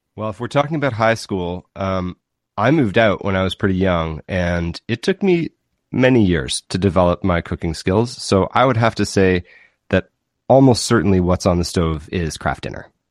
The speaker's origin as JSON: {"language": "English", "town": "Winnipeg", "region": "Manitoba", "country": "Canada", "tie": "born or raised there", "also_born_or_lived": "Kingston, Ontario", "moved": "yes", "lives_now": "Fairfield, Prince Edward Island, Canada", "said": "I grew up in Winnipeg and then Kingston, Ontario"}